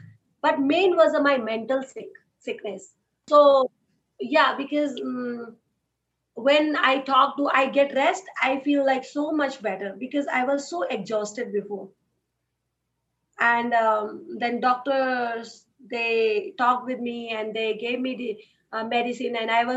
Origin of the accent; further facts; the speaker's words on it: Uttarakhand, India; moved away as an adult; also born or lived in Delhi / Rishikesh; So I born in that family in Uttarakhand. It's a part state in India.